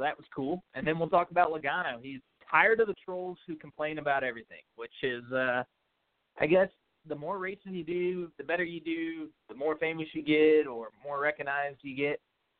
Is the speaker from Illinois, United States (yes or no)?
no; St. Louis, Missouri, United States; I grew up going to the Lake of the Ozarks